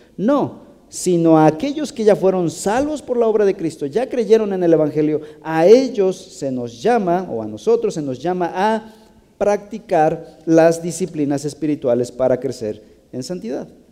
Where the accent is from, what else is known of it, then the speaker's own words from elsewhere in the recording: Mexico; somos creativos los mexicanos